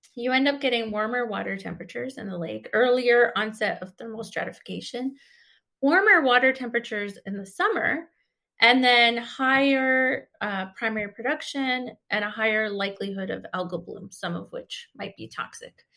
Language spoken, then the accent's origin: English; Grand River, near Lake Erie, Ontario, Canada; I grew up, like, close to Lake Erie and in one of the tributaries, the Grand River. I grew up on the Grand River